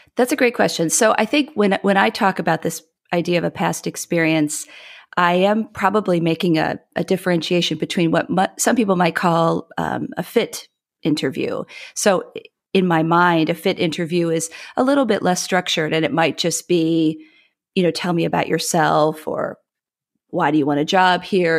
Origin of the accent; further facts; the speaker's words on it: Midwest, United States; moved away; I am a Midwesterner by upbringing.